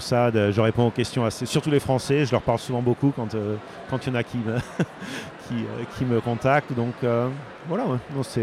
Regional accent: Bordeaux, Nouvelle-Aquitaine, France; moved away; je suis français les gens, et je suis de Bordeaux

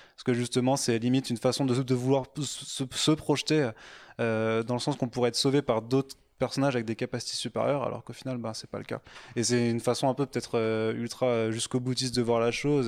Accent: village near Strasbourg, Grand Est, France; je viens de Strasbourg, ah. D'un, petit village à côté

